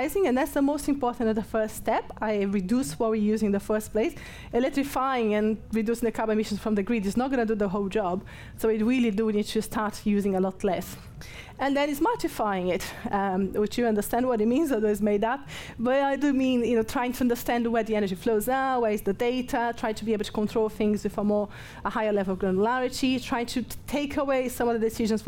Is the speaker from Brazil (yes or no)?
yes; Brazil; English is a second language; moved away as an adult; now in Nottingham, United Kingdom; I'm from Brazil, so I'm no, English is not my first language